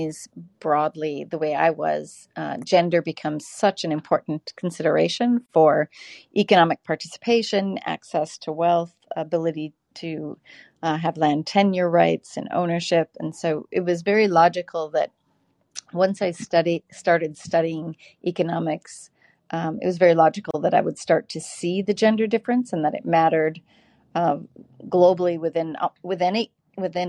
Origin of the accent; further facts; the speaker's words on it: Wisconsin, United States; also born or lived in Ethiopia; we moved back to Wisconsin, where my parents were from, after we lived in Ethiopia